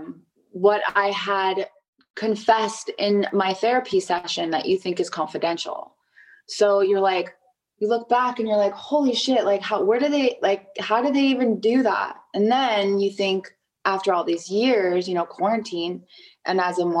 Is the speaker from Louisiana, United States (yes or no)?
no; Los Angeles, California, United States; I'm born and raised in Los Angeles, California